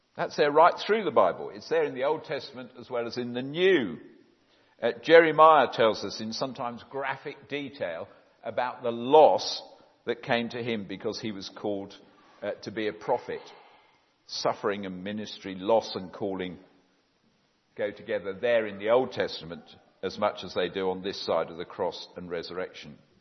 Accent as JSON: {"language": "English", "town": "Epsom", "region": "South East England", "country": "United Kingdom", "tie": "born or raised there", "also_born_or_lived": "Oxford", "said": "I'm very much a Surrey person. I was brought up in Epsom, the other end of the county, uh, since the age of six."}